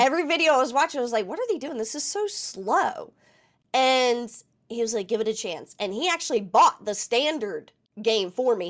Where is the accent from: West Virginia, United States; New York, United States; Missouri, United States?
West Virginia, United States; I'm from West Virginia, so we're all a little rugged